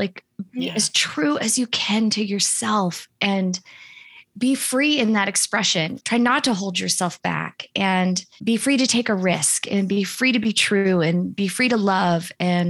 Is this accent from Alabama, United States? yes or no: no; Seattle, Washington, United States; born there; I was born in Seattle and I'm fourth generation Seattle on both sides of my family.